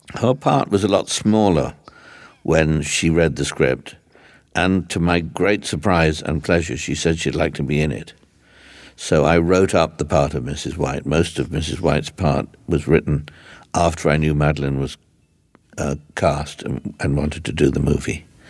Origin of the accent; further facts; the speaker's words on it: England, United Kingdom; also born or lived in London; when I was growing up, and in England